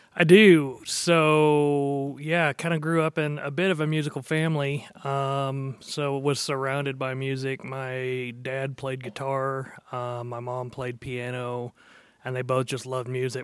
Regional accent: Dallas, Texas, United States; also born or lived in Norman, Oklahoma; I spent most of my life growing up down there

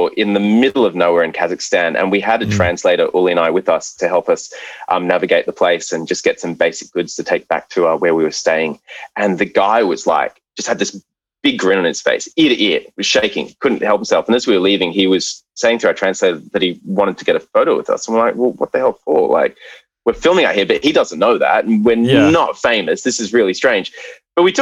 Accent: Brisbane, Queensland, Australia; I was from Brisbane

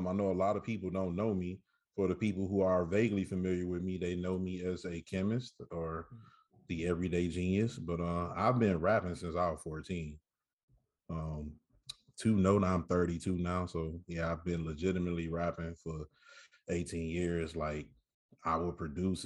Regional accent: Saginaw, Michigan, United States; I'm from Michigan, not Detroit. I'm from a city called Saginaw. I rep us to the fullest

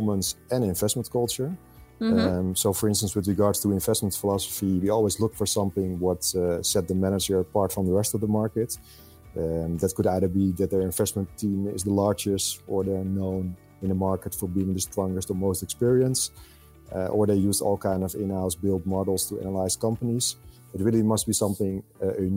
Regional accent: Netherlands; I'm born and raised in the Netherlands

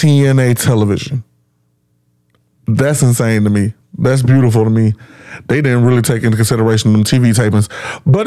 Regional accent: Alabama, United States; in my home state of Alabama, 2 hours away in the Magic City of Birmingham

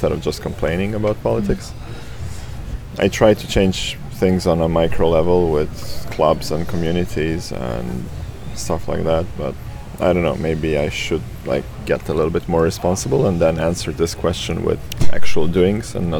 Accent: Rijeka, Primorje-Gorski Kotar County, Croatia; Croatia is my home. Rijeka in North Adriatic is where I grew up and where I constantly return

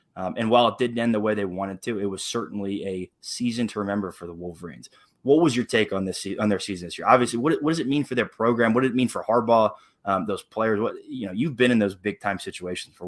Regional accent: Columbus, Ohio, United States; I'm born and raised in Columbus, Ohio, the heart of Big Ten country

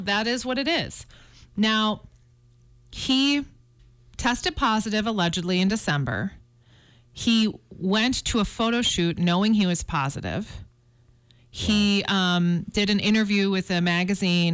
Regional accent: Chicago, Illinois, United States; also born or lived in Flagstaff, Arizona; now in Montana, United States; I grew up in Chicago

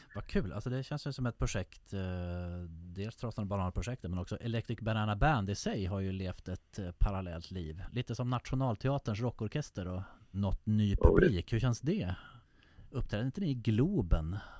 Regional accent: Härnösand, Västernorrland County, Sweden; Härnösand där jag växte upp.

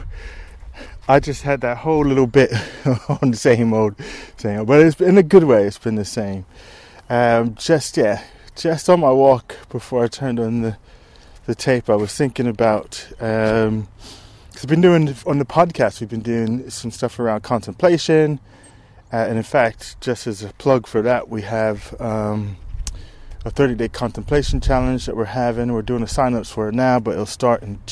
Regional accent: United States; now in United Kingdom; I'm from the States

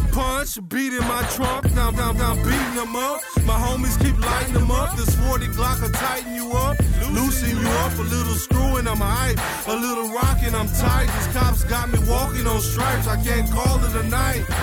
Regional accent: Houston, Texas, United States; from Houston, Texas.

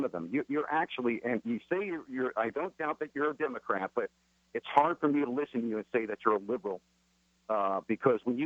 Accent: New York, United States; now in San Francisco, United States; I live in San Francisco, but I grew up in New York.

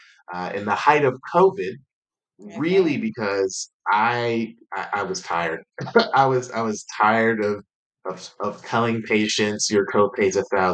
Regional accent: Atlanta, Georgia, United States; moved away as an adult; also born or lived in North Carolina; I hail from Atlanta, Georgia, and ended up moving to North Carolina in 2010

